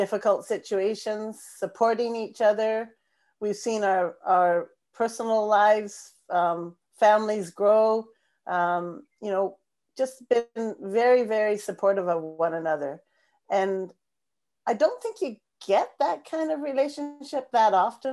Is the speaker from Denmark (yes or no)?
no; Langley, British Columbia, Canada; we hosted the BC Games for the Physically Disabled in Langley, in my hometown